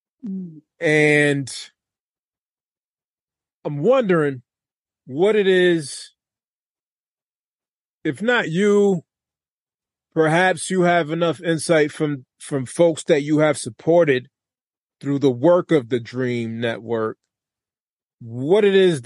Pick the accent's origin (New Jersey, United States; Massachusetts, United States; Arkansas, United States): Massachusetts, United States; Lawrence; I'm from Lawrence, Massachusetts